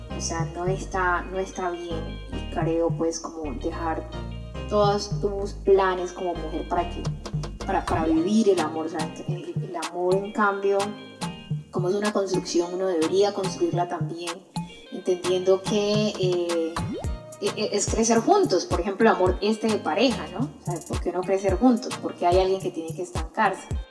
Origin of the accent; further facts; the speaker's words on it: Buenaventura, Valle del Cauca, Colombia; also born or lived in Cali; yo soy una chica de Buenaventura, nacida aquí, amante de Buenaventura, que por cosas de la vida tuve que estar en otros espacios como en Cali